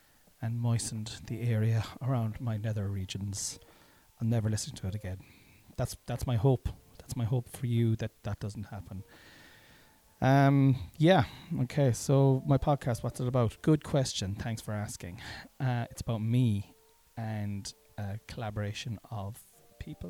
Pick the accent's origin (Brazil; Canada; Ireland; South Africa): Ireland; I'm Irish and I generally do not pronounce my THs